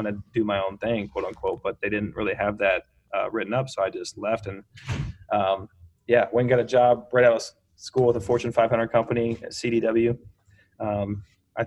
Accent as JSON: {"language": "English", "town": "Bloomington", "region": "Indiana", "country": "United States", "tie": "born or raised there", "also_born_or_lived": "Chicago", "moved": "as an adult", "said": "I'm actually here right now where I grew up. I just moved back here in Bloomington, Indiana."}